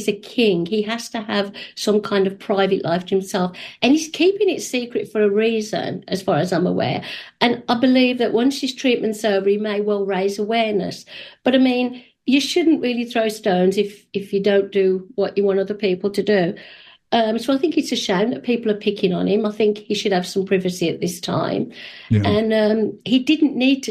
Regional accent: England, United Kingdom; moved away as an adult; now in Canada; We immigrated 30 years ago. Actually, it's 31 years soon. We had to show proof. We're from England

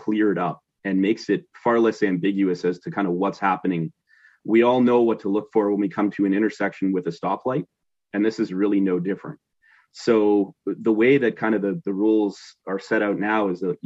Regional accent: Northern Ontario, Canada; moved away as an adult; growing up in Northern Ontario, you know, we've been down in the region here about 10 years now

